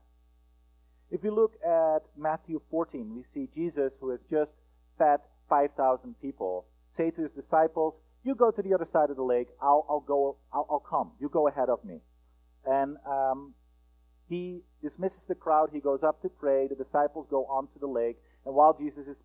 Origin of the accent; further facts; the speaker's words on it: Netherlands; moved away as an adult; also born or lived in United States; I am from the Netherlands, and about 10 years ago, we were in the process of applying for a visa for me to go to the United States and study